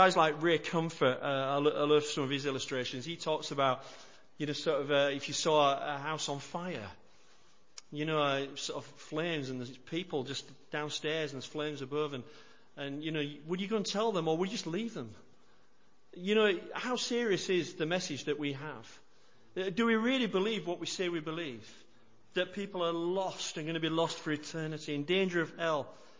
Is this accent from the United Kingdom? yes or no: yes; United Kingdom; we're British, we don't like to do anything that makes others feel uncomfortable either